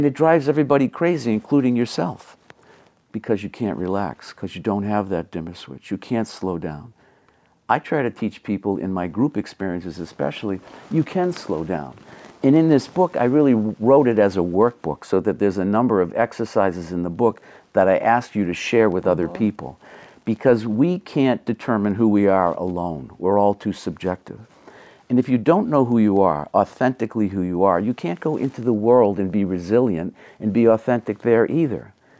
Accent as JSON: {"language": "English", "region": "Massachusetts", "country": "United States", "accent": "Massachusetts", "said": "we would kid about her accent, my accent, Massachusetts accent"}